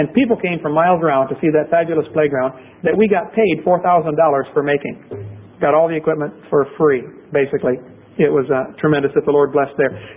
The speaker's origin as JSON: {"language": "English", "town": "Pekin", "region": "Illinois", "country": "United States", "tie": "born or raised there", "said": "in Pekin, Illinois, my hometown"}